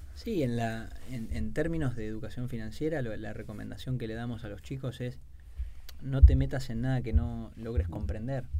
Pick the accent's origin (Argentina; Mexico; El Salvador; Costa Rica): Argentina